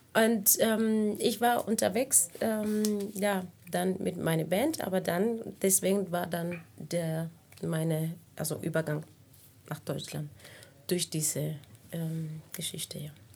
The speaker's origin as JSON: {"language": "German", "country": "Cuba", "tie": "born or raised there", "also_born_or_lived": "Havana / Prague", "first_language": "Spanish", "second_language": "German", "moved": "as an adult", "lives_now": "Berlin, Germany", "said": "überwiegend habe ich meine ganze Kindheit in Kuba verbracht, außer also diese drei, vier Jahre"}